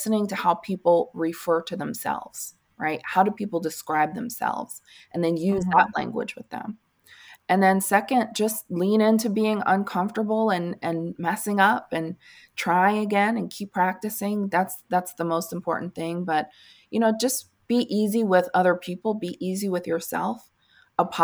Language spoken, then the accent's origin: English; Northeast, United States; moved away; I'm from the Northeast originally. And so I grew up saying, "Hi, guys,"